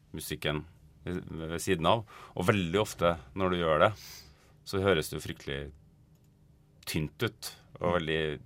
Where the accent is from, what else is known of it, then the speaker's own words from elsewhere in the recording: Trondheim, Trøndelag, Norway; moved away as an adult; now in Oslo, Norway; Jeg kommer egentlig fra Trondheim, men jeg har bodd i Oslo de siste 20 årene.